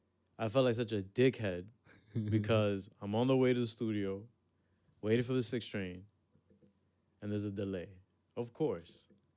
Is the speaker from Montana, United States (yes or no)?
no; New York City, New York, United States; as a New Yorker